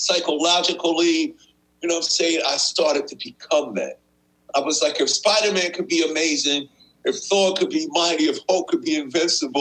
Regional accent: New York City, New York, United States; me and my brother, we grew up in Queens.

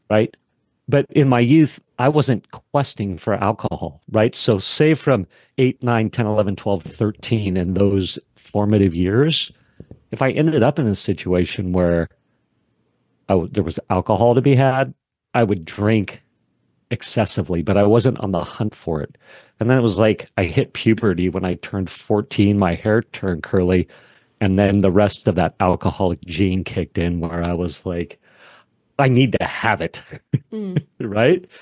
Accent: Wyoming, United States; I grew up in Wyoming

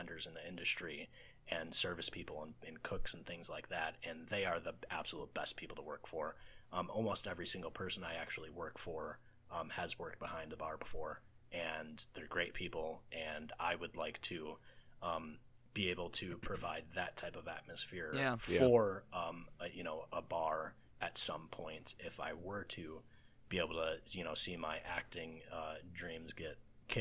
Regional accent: Racine, Wisconsin, United States; So I can stay in my hometown in Racine, which is about an hour and a half away from Chicago.

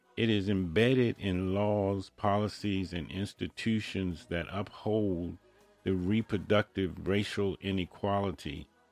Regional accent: United States; I was born in America

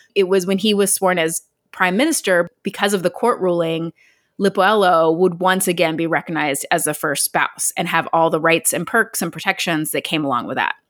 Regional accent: Ohio, United States; moved away as an adult; also born or lived in West Virginia; We're from there

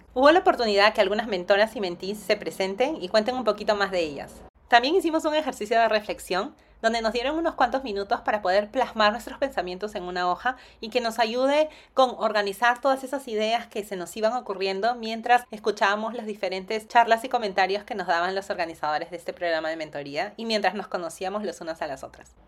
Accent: Lima, Peru; moved away as an adult; also born or lived in United States; Yo nací y crecí en Lima.

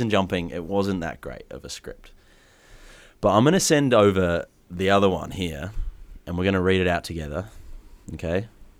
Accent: New Zealand; also born or lived in Australia; now in England; growing up in New Zealand, living in Australia, now moving to England.

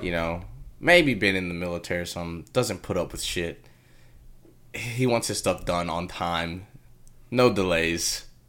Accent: Texas, United States; I'm from Texas

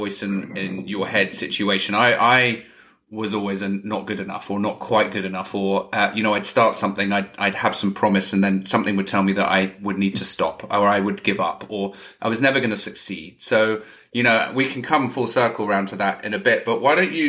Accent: England, United Kingdom; I'm English

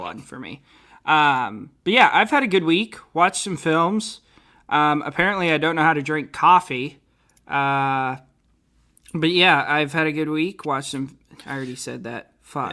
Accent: Portland, United States; Portland, my hometown.

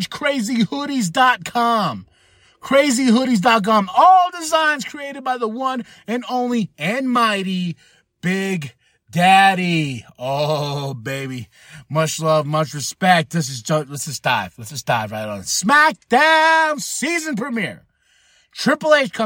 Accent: Shiprock, New Mexico, United States; moved away; recording in my hometown of Shiprock, New Mexico

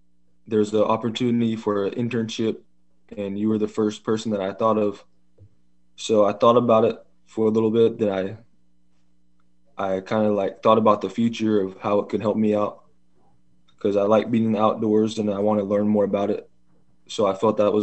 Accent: Ukiah, California, United States; first language English; also born or lived in Covelo, California; I was born in Ukiah, California.

